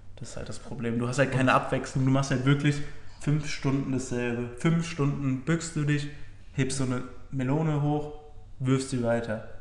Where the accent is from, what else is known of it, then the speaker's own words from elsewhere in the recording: Germany; now in Bundaberg, Australia; bei uns zu Hause in Deutschland